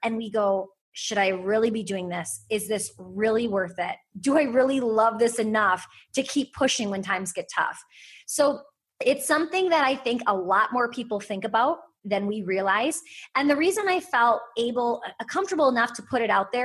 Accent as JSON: {"language": "English", "region": "Wisconsin", "country": "United States", "said": "I'm from Wisconsin"}